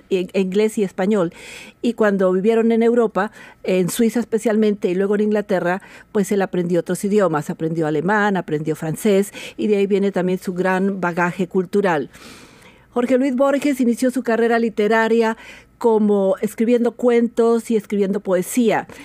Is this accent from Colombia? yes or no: yes; Colombia; also born or lived in Spain; now in Washington, United States; Soy de origen colombiano, em, viví muchos años en España y llevo también muchos años en el estado de Washington.